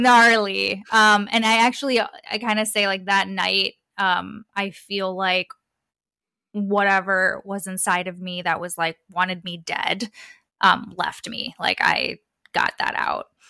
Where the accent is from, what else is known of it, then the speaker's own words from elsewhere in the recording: Detroit, Michigan, United States; I was born in Metro Detroit, so Southeast Michigan. I was born and raised there